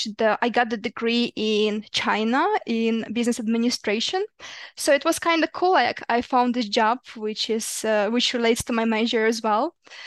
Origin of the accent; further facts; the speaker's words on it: Ukraine; In Ukraine.